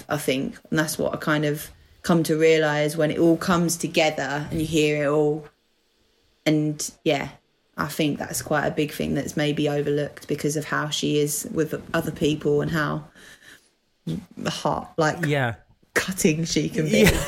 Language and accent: English; United Kingdom; accent: Essex / London; moved away as an adult; now in Manchester, United Kingdom; an Essex accent slash London accent, um, which is where I am originally from. Although I'm currently living in Manchester